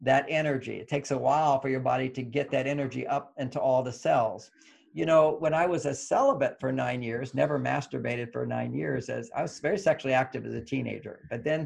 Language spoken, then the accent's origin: English; Texas, United States; moved away; I grew up in Texas